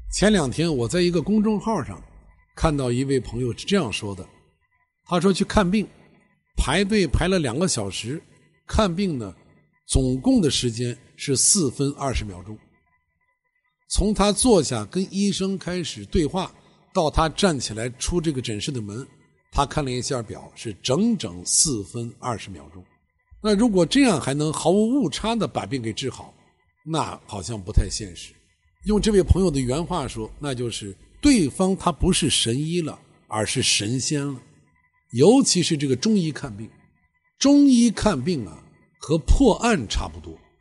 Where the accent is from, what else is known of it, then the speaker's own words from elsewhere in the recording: Xi'an, Shaanxi, China; 我是西安人，西安是八大城市之一当时，啊，是个旅游城市